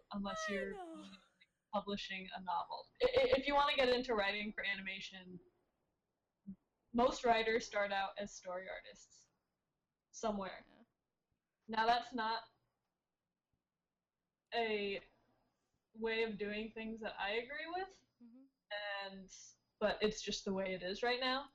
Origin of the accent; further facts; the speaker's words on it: Connecticut, United States; moved away; I'm from Connecticut, and I'm used to like that East Coast sarcasm